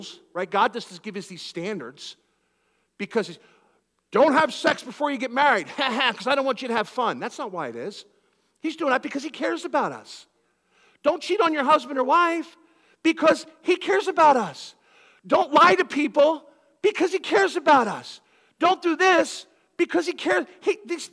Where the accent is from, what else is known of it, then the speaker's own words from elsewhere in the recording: Philadelphia, Pennsylvania, United States; I'm from Philadelphia